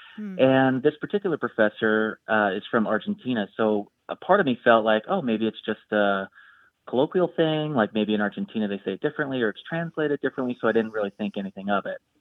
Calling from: Chicago, Illinois, United States; I'm calling from Chicago

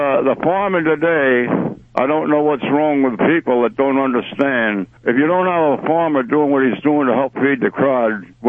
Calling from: Lenhartsville, Pennsylvania, United States; Yeah, it's Lenhartsville. It's right outside of Kutztown.

